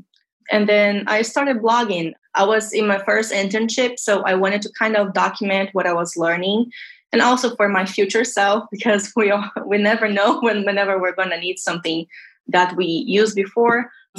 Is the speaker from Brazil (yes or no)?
yes; Brazil; English is a second language; now in Tampa, United States; I'm originally from Brazil, although I live in Tampa, Florida